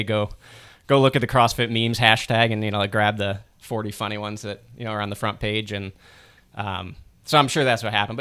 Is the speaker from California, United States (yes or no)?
no; Cleveland, Ohio, United States; moved away; I grew up in Cleveland too. So just across, I'm an East Sider.